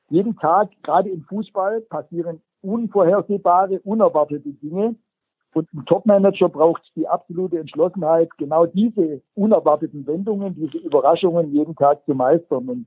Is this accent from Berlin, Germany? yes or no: no; Baden-Württemberg, Germany; accent: Swabian; Also einer der Begriffe, die ich wirklich, ich sage das jetzt mal als Schwabe hasse, ist, wenn jemand sagt, man sollte, schwäbisch, mossot.